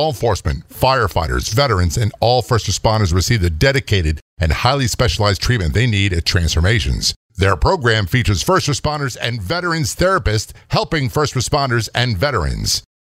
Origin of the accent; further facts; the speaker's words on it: Maryland, United States; I came from Southern Maryland up to Baltimore in 1980